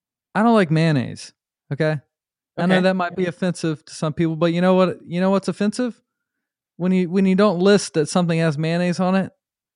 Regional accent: Charlotte, North Carolina, United States; born there; but I was born in Charlotte, North Carolina. So maybe that's where it comes from because like North Carolina, like Lexington style barbecue is the vinegar base.

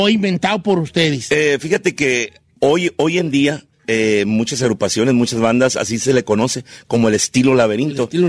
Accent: Ciudad Obregón, Sonora, Mexico; somos de Ciudad Obregón, Sonora, y aquí estamos.

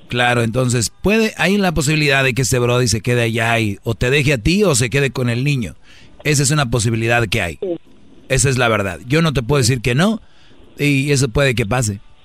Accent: Mexico; now in United States; Yo tengo un pasaporte mexicano porque yo nací en México

